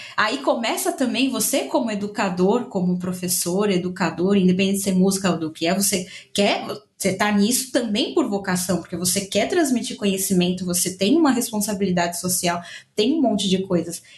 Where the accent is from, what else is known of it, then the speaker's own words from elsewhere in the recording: São Paulo, Brazil; moved away as an adult; now in Buenos Aires, Argentina; Eu também sou da Zona Leste de São Paulo